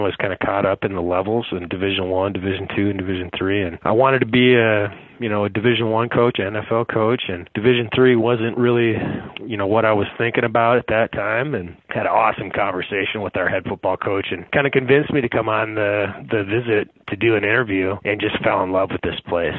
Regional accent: near St. Paul, Minnesota, United States; a school kind of near my hometown, Concordia in St. Paul, Minnesota

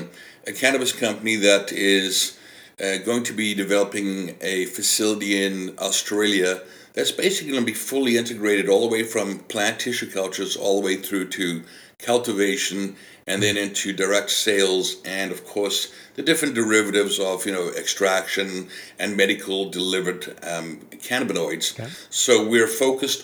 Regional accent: South Africa; moved away as an adult; now in British Columbia, Canada; I was born and raised in South Africa

